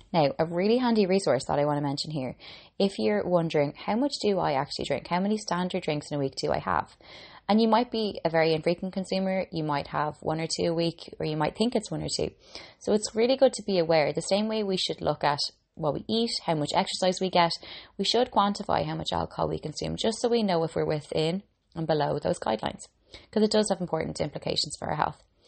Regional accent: Ireland; now in Dublin, Ireland; I'm an Irish girl

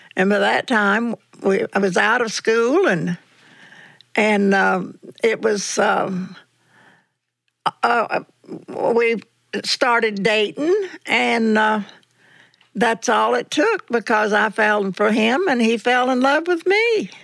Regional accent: North Carolina, United States; I was born and raised in North Carolina

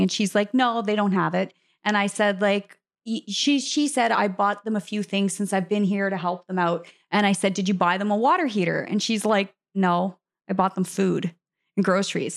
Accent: Canada; moved away as an adult; I was raised my entire life to think that Canadians were a certain way

